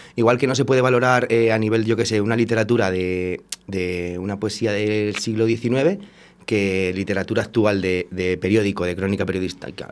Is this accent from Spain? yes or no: yes; Valladolid, Castile and León, Spain; also born or lived in Portugal; yo soy de Valladolid, he estado viviendo un tiempo fuera, en Portugal y cuando volví hace dos años